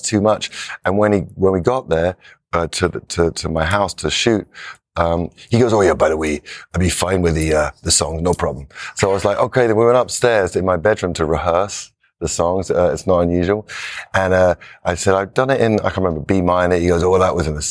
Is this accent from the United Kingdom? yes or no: yes; England, United Kingdom; moved away; an English guy